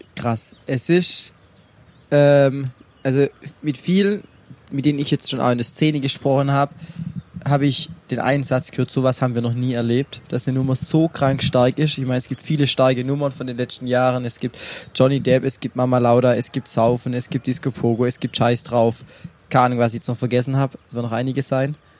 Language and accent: German; Brackenheim, Baden-Württemberg, Germany; in meiner Heimat, in Brackenheim